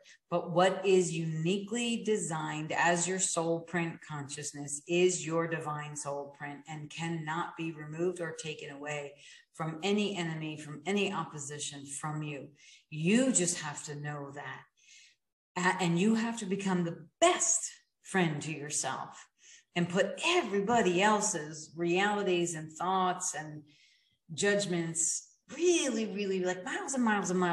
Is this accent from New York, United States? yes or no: yes; New York, United States; I'm a New Yorker in my blood.